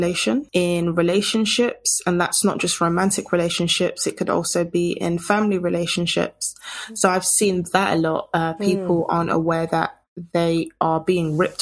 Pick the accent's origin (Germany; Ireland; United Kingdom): United Kingdom; culturally being British